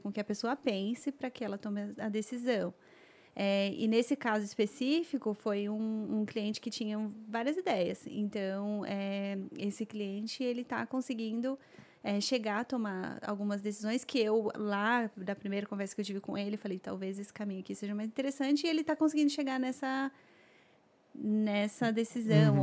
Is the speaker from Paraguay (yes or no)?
no; São Paulo, Brazil; moved away as an adult; eu sou, sou, sou de São Paulo